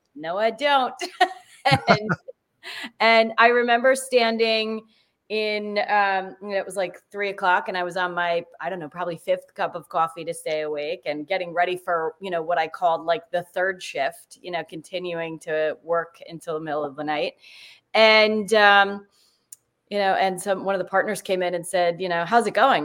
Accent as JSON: {"language": "English", "region": "New Jersey", "country": "United States", "said": "I'm from New Jersey"}